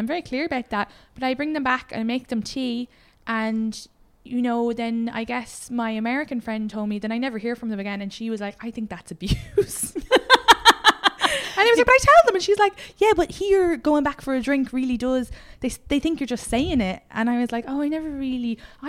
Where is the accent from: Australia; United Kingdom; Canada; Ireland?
Ireland; now in United States; as an Irish woman